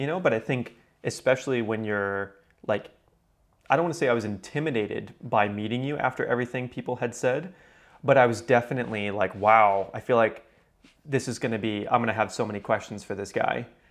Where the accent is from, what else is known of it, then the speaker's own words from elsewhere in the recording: Houston, Texas, United States; I was still living in my hometown